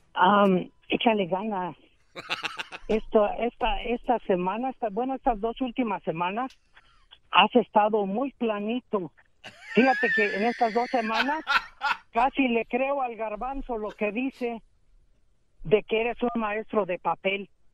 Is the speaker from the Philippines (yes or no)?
no; Aguascalientes, Mexico; now in Dallas, United States; Estoy aquí en Dallas, pero yo soy de Aguascalientes, México